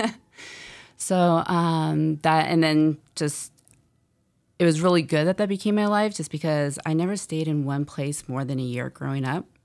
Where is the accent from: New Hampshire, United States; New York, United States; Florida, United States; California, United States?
California, United States; San Francisco; I am from San Francisco